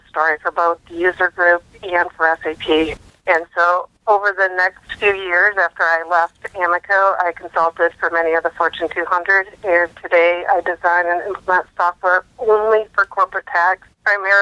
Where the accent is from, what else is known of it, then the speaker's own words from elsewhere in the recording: Michigan, United States; moved away; originally I came from Michigan